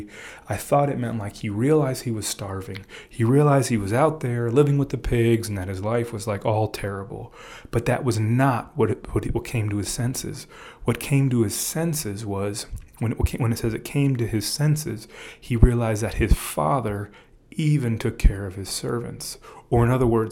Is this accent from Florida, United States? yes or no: yes; Miami, Florida, United States; I'm a Cuban from Miami